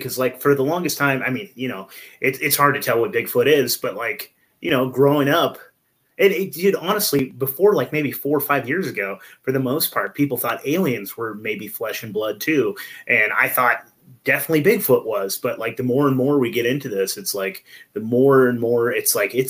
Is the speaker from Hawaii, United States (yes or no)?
no; California, United States; now in Pacific Northwest, United States; I came from Northern California before, like Humboldt County-ish area, if you know where any of that is.